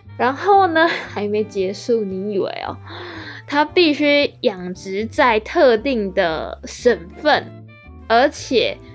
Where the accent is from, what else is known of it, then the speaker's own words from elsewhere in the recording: Taiwan; 我们台湾人